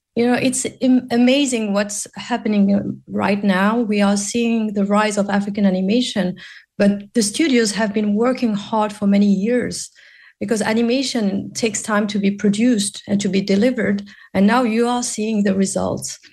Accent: Morocco; now in Paris, France; I'm based in Paris, but I'm originally from Morocco.

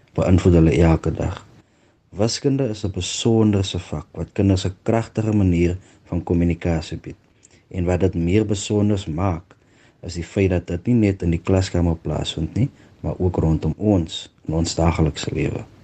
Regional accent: Boegoberg, Northern Cape, South Africa; Ek is oorspronklik van Boegoberg. Ek het al jare daar gebly, ek het daar groot geraak.

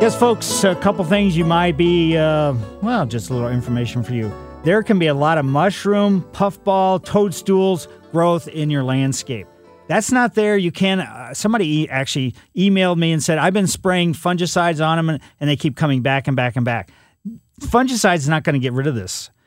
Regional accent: Ellisville, Missouri, United States; I grew up in Ellisville, but Eureka was is very close

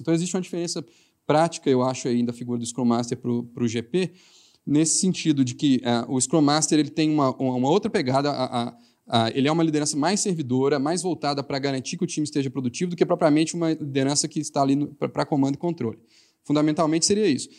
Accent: Minas Gerais, Brazil; accent: mineiro; meu sotaque mineiro

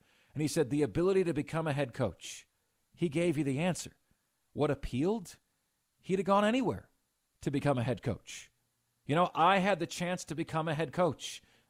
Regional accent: Tampa, Florida, United States; now in Carolinas, United States; I grew up in and around the Tampa area, grew up a Buccaneers fan

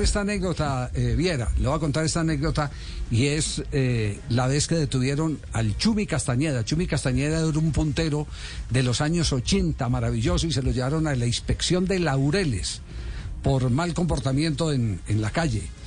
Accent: Colombia; como, colombianos

